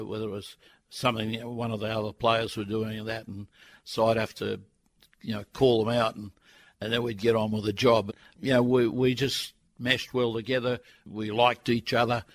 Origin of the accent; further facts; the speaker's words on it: Sydney, New South Wales, Australia; I came from Sydney, went to a private school